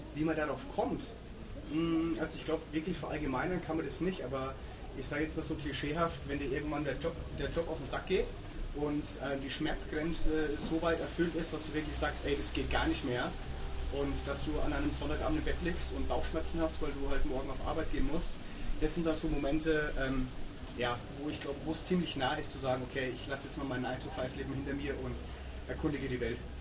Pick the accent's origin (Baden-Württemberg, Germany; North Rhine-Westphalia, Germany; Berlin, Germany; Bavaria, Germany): Bavaria, Germany; Würzburg; moved away as an adult; in Würzburg, wo ich, wo ich aufgewachsen bin